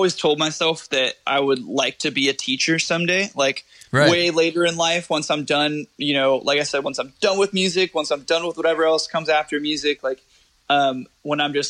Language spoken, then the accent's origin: English; California, United States; I'm from California